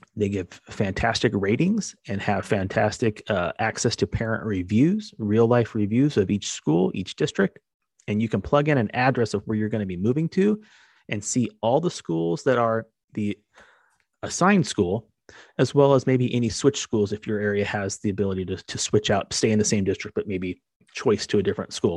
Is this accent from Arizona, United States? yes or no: yes; Arizona, United States; moved away as an adult; also born or lived in San Diego, California; now in Southern California, United States; When I first came to Southern California growing up in Arizona, I moved to San Diego